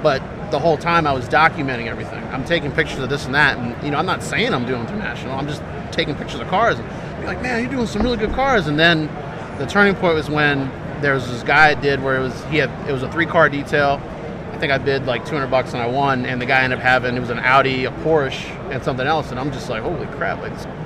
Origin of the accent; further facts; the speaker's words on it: Piscataway, New Jersey, United States; now in South Bound Brook, United States; I grew up in Piscataway, New Jersey, but now I live in South Bound Brook.